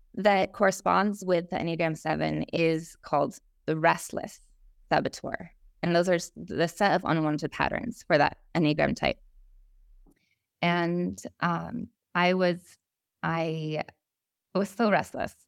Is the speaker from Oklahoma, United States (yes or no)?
no; Vermont, United States; I grew up in Vermont